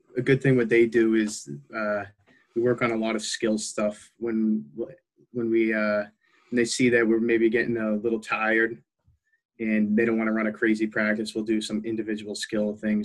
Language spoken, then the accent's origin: English; Taunton, Massachusetts, United States; also born or lived in Braintree, Massachusetts; I grew up in Taunton